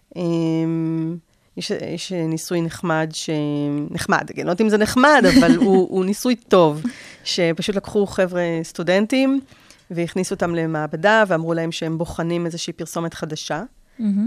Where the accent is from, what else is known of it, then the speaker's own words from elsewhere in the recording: Israel; בתור ישראלים